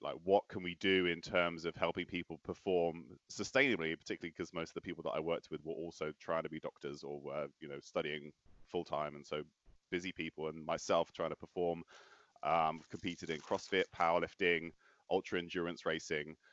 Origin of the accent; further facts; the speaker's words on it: Bristol, South West England, United Kingdom; moved away; also born or lived in Oslo; I grew up in Bristol